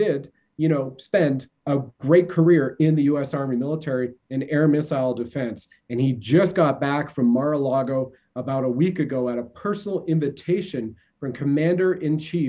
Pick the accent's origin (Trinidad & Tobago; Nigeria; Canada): Canada; as we say in Canada